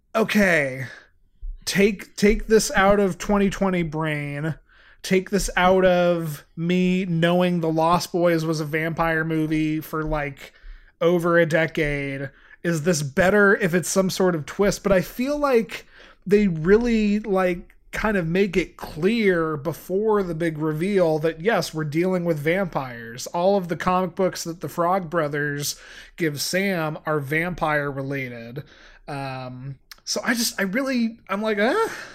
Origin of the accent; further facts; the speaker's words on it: Santa Clara, California, United States; I was born in Santa Clara